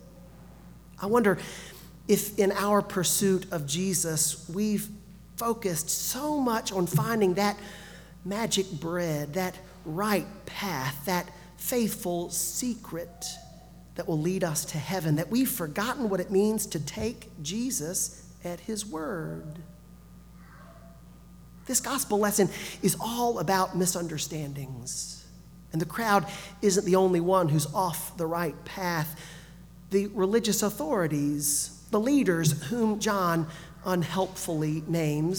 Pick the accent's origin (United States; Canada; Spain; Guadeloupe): United States; Gulf Coast; moved away; also born or lived in northern Alabama; I grew up on the Gulf Coast